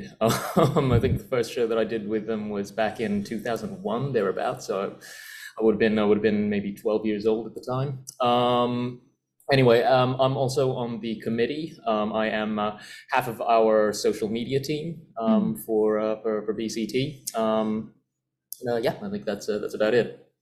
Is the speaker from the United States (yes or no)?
no; Philippines; now in Bangkok, Thailand; I'm from the Philippines